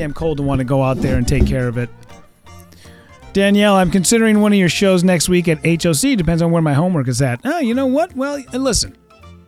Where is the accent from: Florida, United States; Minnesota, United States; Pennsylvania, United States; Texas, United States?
Minnesota, United States; Richfield; Richfield, Minnesota. I never do shows in my hometown. I can see my house from the window of Paddy Wagon